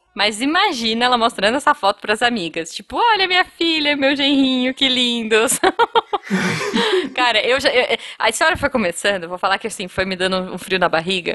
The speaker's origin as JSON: {"language": "Portuguese", "country": "Brazil", "said": "eu sou do Brasil"}